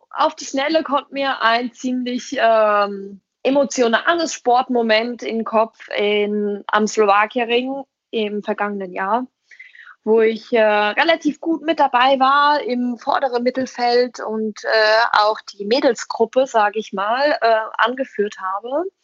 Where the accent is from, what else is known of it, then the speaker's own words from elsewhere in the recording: Weilburg, Hesse, Germany; born there; now in Gießen, Germany; und ich selbst bin in Weilburg geboren und lebe jetzt in Gießen